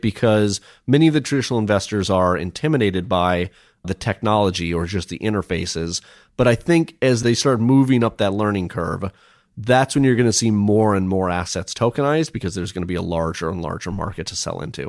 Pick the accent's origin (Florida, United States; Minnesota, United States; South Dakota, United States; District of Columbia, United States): Minnesota, United States; I grew up in Minnesota